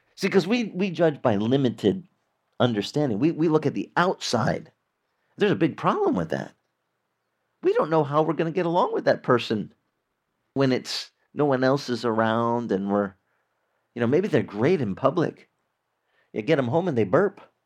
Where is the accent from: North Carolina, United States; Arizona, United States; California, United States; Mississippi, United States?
Arizona, United States; I grew up in Arizona where we had a lot of orange orchards